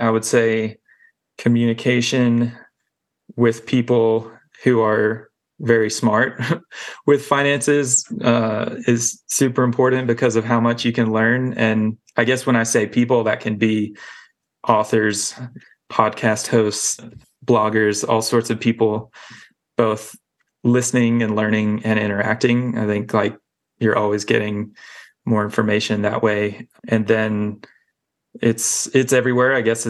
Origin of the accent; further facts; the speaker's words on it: the South, United States; Like I grew up in the South, very like one way to do things, one way to dress and all that.